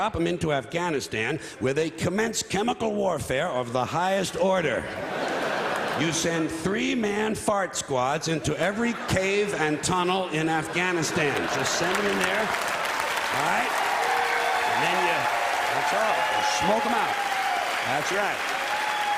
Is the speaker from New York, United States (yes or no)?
yes; New York City, New York, United States; I was born on this island, Manhattan Island, therefore I was born in New York City, New York County, and New York State.